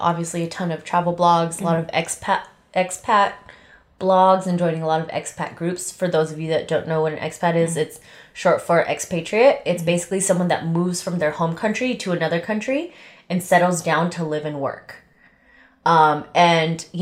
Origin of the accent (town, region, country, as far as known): United States; also born or lived in Las Vegas